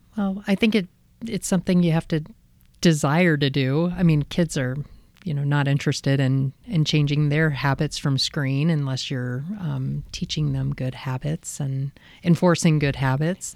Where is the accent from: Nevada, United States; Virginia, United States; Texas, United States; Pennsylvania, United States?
Virginia, United States; Midlothian; moved away; also born or lived in Encinitas, California; I grew up in a, um, town outside of Richmond, Virginia called Midlothian.